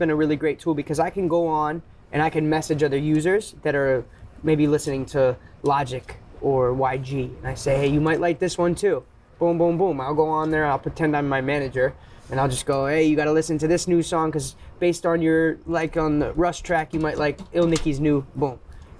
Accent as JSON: {"language": "English", "area": "Bay Area", "region": "California", "country": "United States", "said": "I'm from the Bay Area."}